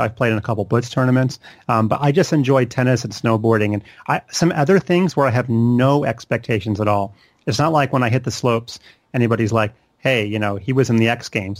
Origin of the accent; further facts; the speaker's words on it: Charlotte, North Carolina, United States; I grew up in Charlotte, which is where I still live today